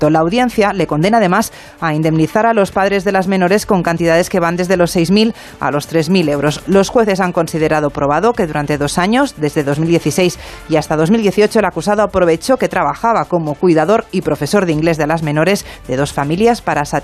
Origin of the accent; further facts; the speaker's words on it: Community of Madrid, Spain; cuyos perjudicados somos los madrileños y madrileñas.